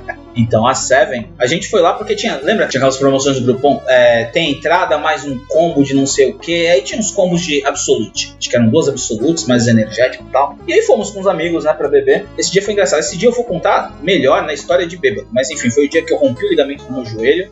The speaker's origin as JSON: {"language": "Portuguese", "town": "Santos", "region": "São Paulo", "country": "Brazil", "said": "nós somos de Santos, somos Caiçara"}